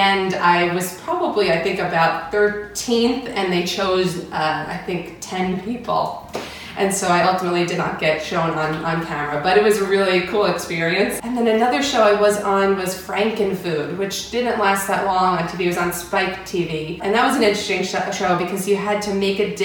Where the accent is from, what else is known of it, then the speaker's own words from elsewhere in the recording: St. James, New York, United States; also born or lived in Pennsylvania; I grew up on Long Island, New York, in a town called St. James